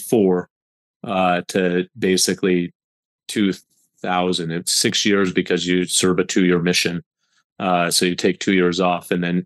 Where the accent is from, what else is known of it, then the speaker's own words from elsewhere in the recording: Salt Lake City, Utah, United States; I grew up at the foothills of the Wasatch Mountains in Salt Lake City, Utah